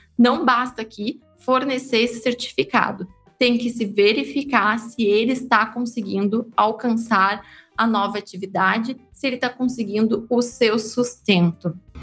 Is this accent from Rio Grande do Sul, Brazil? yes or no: yes; interior of Rio Grande do Sul, Brazil; Eu sou do interior do Rio Grande do Sul